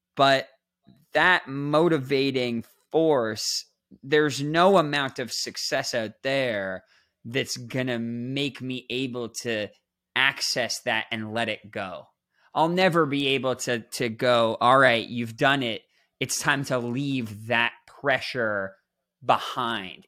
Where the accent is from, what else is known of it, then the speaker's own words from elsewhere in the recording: Toronto, Ontario, Canada; I'm this kid growing up in Toronto, Canada